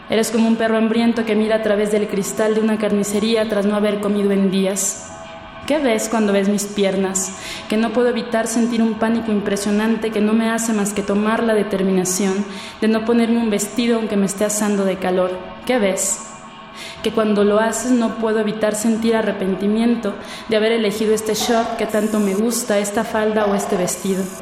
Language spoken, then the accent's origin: Spanish; Naucalpan de Juárez, State of Mexico, Mexico; born there; now in Mexico City, Mexico; tengo 25 años, nací en el Estado de México, en Aucalpan de Juárez, pero actualmente radico en la Ciudad de México, en la Gustavo Madero.